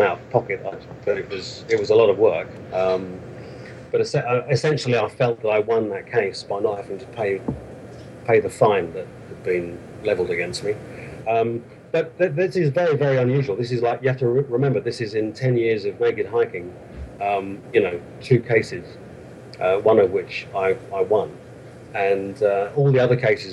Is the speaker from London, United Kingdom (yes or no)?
yes; London, United Kingdom; moved away as an adult; now in Bavaria, Germany; I'm from London originally, and I moved over to Bavaria in Germany some 15 years ago